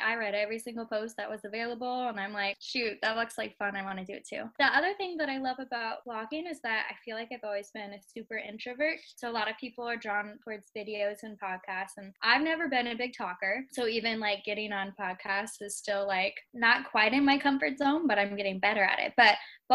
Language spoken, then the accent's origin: English; California, United States; moved away as an adult; also born or lived in Maryland; I'm from California